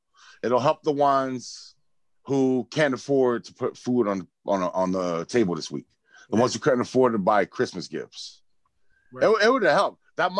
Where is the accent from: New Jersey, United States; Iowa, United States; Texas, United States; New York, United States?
New Jersey, United States; New Brunswick; Yo, I came from New Brunswick.